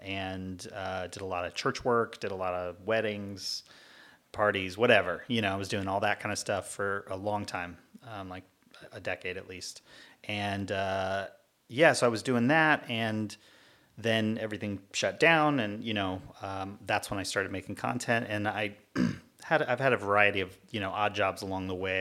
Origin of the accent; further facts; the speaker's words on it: Cypress, California, United States; also born or lived in Long Beach; I was born here in Long Beach and grew up not too far away in uh, in a town called Cypress, mm, right in hmm. Orange County